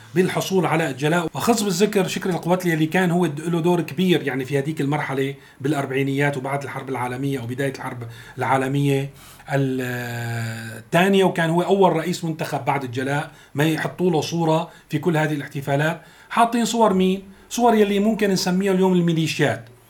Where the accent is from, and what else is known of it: Syria